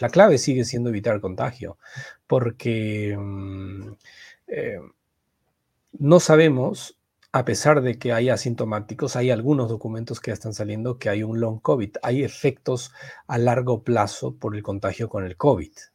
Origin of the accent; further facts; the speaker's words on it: Peru; nuestra variante peruana